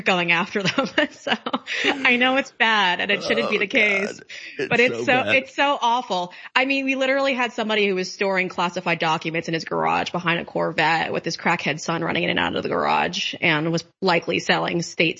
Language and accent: English; New York, United States; moved away; I'm from New York and I don't live there now, obviously, but I still have family there